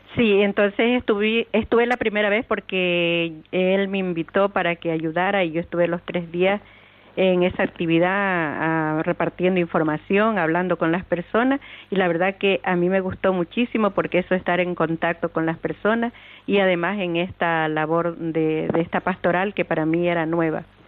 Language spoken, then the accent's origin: Spanish; Venezuela; also born or lived in Mexico; now in Canary Islands, Spain; Yo vengo de Venezuela